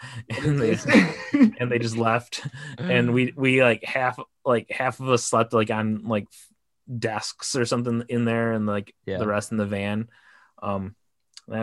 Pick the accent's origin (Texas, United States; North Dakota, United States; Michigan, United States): Michigan, United States; Livonia; moved away as an adult; also born or lived in Detroit, Michigan; now in Los Angeles, United States; I was living in Michigan. But they filmed it in Plymouth, Michigan, and I grew up in Livonia, which is the next town over.